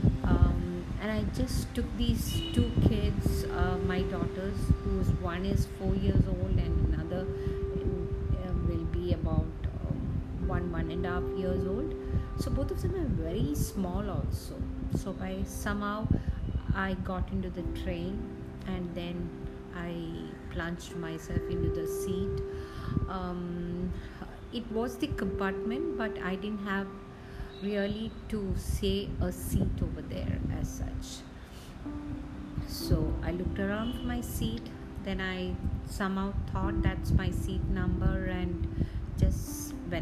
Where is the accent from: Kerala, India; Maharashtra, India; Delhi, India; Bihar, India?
Kerala, India; Kochi; moved away; Cochin. So that's where my hometown is.